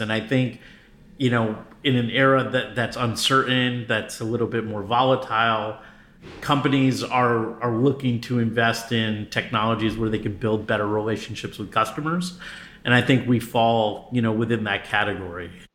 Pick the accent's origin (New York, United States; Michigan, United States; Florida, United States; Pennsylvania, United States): New York, United States; New York City; moved away as an adult; also born or lived in New Jersey / Connecticut / Berkeley, California; now in Los Angeles, United States; I'm originally from the East Coast, so uh, I I hail from the New York area, so Metro New York City. So I lived in New York, New Jersey, and Connecticut at different times in my early life.